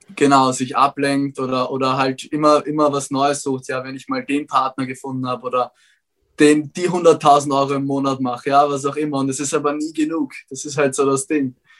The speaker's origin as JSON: {"language": "German", "region": "Vienna", "country": "Austria", "tie": "born or raised there", "said": "Ich bin zwar in Wien aufgewachsen"}